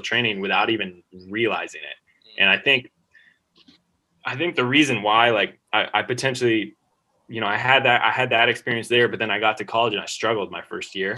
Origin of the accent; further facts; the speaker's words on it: United States; moved away as an adult; also born or lived in Australia; being an American in Australia